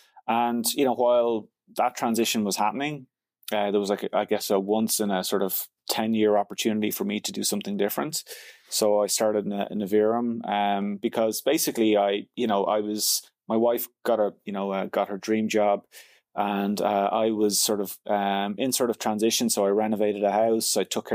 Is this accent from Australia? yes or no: no; Dublin, Leinster, Ireland; moved away as an adult; also born or lived in London, United Kingdom; now in Montreal, Canada; So I'm from Dublin, Ireland originally.